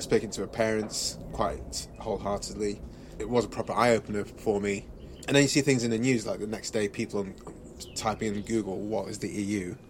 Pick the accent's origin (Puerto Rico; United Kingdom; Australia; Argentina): United Kingdom; England; first language English; also born or lived in Nigeria; I was born in Nigeria. We came to England when I was like two years old.